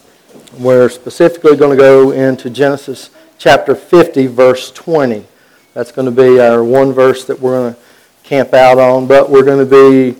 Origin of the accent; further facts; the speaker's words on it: Western North Carolina, United States; I grew up down in Western North Carolina